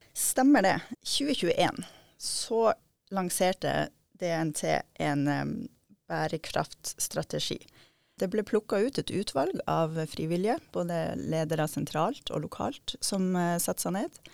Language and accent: Norwegian; Steigen, Nordland, Norway; Jeg kommer fra Steigen, der jeg er oppvokst med, med naturen i hagen og i bakgården